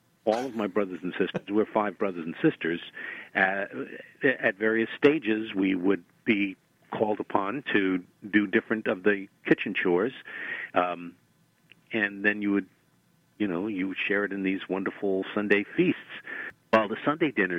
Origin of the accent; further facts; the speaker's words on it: New York City, New York, United States; moved away as an adult; now in Pittsburgh, United States; I was born and raised in Brooklyn